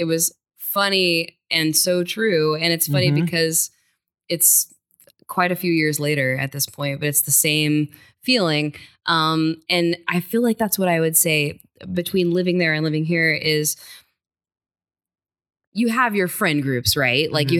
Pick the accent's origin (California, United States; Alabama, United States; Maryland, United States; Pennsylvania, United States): California, United States; born there; also born or lived in Florida / Illinois / Arkansas / Nashville; now in New York, United States; I couldn't really claim that I'm even from Little Rock. I was born in California and then we lived in Florida and then I lived in Illinois and I lived in Arkansas and then Nashville, like so many places.